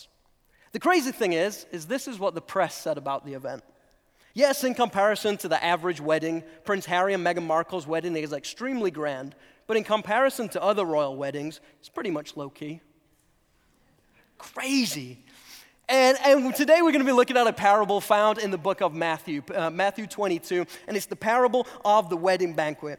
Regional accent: England, United Kingdom; also born or lived in North Carolina; now in United States; I'm originally from England

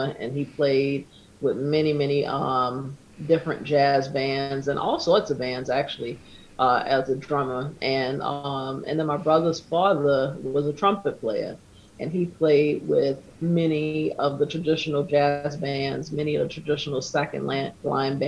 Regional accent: New Orleans, Louisiana, United States; moved away as an adult; now in New York City, United States; I'm from New Orleans, Louisiana, born and raised.

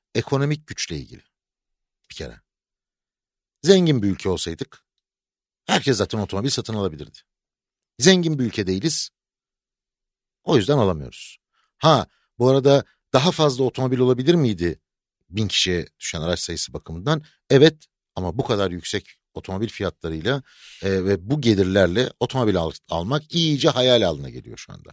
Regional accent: Aegean Region, Turkey; now in Istanbul, Turkey; ben Egeliyim ya. Ben, ya Egeliyim

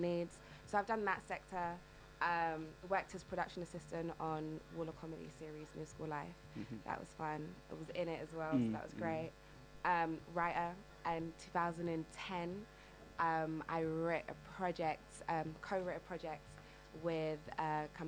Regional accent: London, United Kingdom; I'm from the East End of London

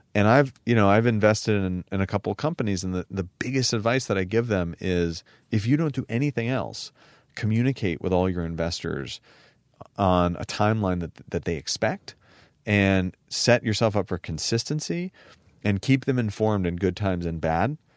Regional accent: San Francisco, California, United States; growing up in San Francisco and in Silicon Valley

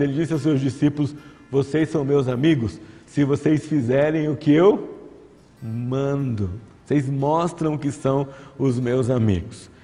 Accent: São José dos Campos, São Paulo, Brazil; also born or lived in Barbacena; Quando eu era criança, lá em Barbacena, não, aqui em São José dos Campos, havia muitos movimentos evangelísticos

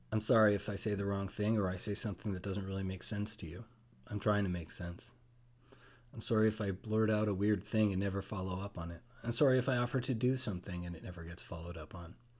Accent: Toronto, Ontario, Canada; moved away; I'm a Canadian citizen, born in Toronto, lived a little bit around.

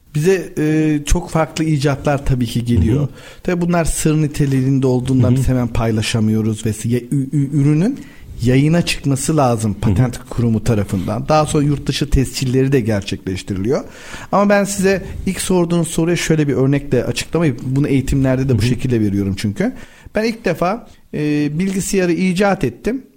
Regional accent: Babadağ, Denizli, Turkey; Ben Denizli Babadağlıyım.

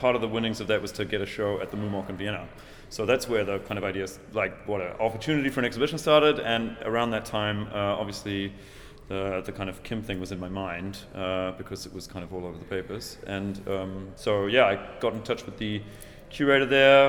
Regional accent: New Zealand; moved away; my hometown

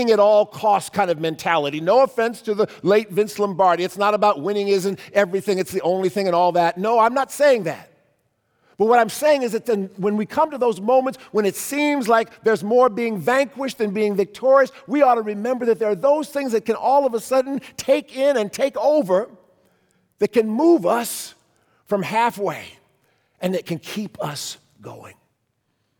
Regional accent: Cleveland, Ohio, United States; moved away; When I was a kid, in the back of our church bulletin in our church growing up in Cleveland

